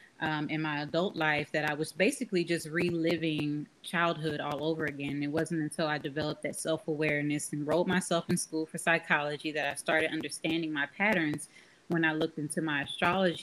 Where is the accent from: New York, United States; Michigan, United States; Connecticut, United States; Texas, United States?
Texas, United States; Austin; Born and raised in Austin, Texas